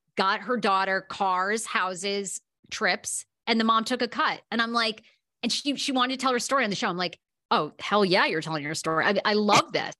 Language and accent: English; Maine, United States; also born or lived in Washington, D.C.; now in Los Angeles, United States; I'm from Maine originally